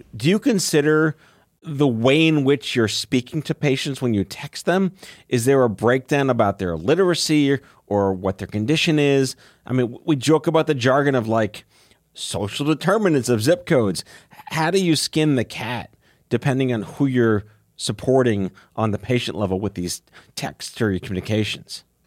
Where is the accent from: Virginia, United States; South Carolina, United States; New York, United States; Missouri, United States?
New York, United States; New York City; growing up on Staten Island